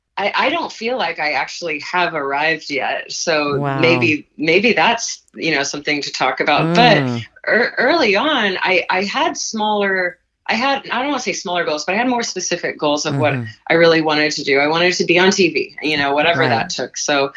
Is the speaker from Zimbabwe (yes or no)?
no; Malaysia; now in Los Angeles, United States; I grew up in Malaysia and we had an expatriate school. We did plays and musicals there.